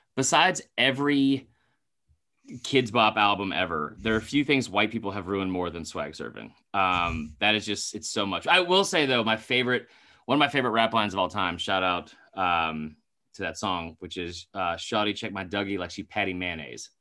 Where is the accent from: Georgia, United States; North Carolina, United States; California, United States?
Georgia, United States; Atlanta; we're both from Atlanta